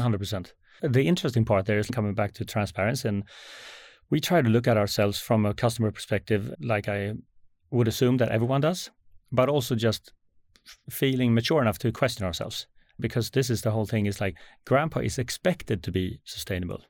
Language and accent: English; Sweden; as a Swede